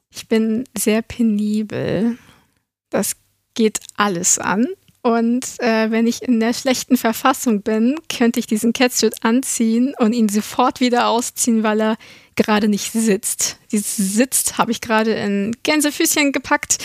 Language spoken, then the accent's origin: German; Germany; wir sind alle aus Deutschland